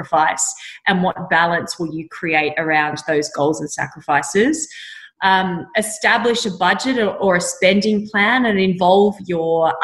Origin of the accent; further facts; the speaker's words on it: Orange, New South Wales, Australia; I grew up in Orange in Central West, New South Wales.